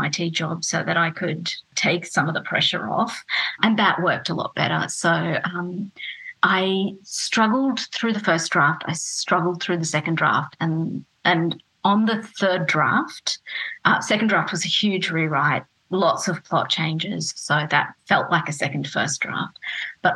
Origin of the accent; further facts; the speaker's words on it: North Queensland, Australia; also born or lived in Fiji / Los Angeles, United States / Louisville, Kentucky, United States / Richmond, Virginia, United States; now in Melbourne, Australia; I grew up in North Queensland.